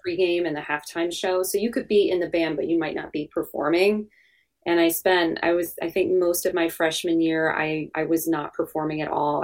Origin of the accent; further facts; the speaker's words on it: New Jersey, United States; born and raised in New Jersey